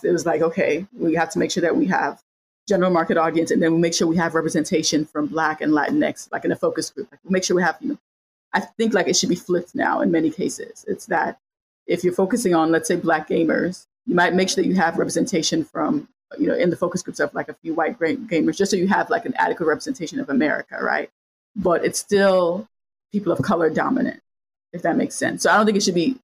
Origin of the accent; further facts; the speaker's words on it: Cameroon; also born or lived in Chicago, United States; now in Dallas, United States; I'm from Chicago and Cameroon. I grew up in Cameroon and then was born in Chicago, and my mom is from there and I lived there